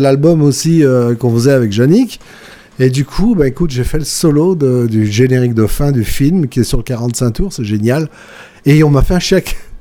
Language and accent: French; Villeurbanne, Auvergne-Rhône-Alpes, France; chez moi, à Villeurbanne